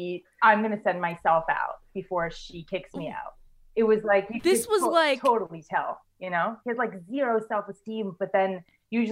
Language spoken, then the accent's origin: English; New York City, New York, United States; moved away as an adult; also born or lived in Poland / Los Angeles, United States; now in Connecticut, United States; I was born in Poland and raised in Brooklyn.